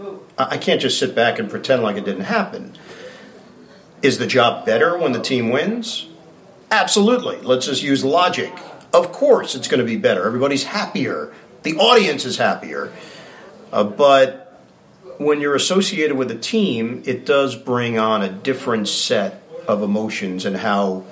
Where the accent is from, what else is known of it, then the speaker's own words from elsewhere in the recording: New York City, New York, United States; moved away as an adult; now in New Jersey, United States; I grew up in New York